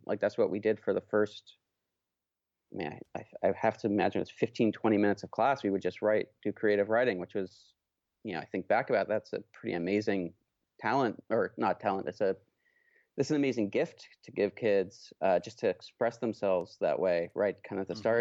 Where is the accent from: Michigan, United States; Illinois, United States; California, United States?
California, United States; Oakland; I grew up in Oakland, California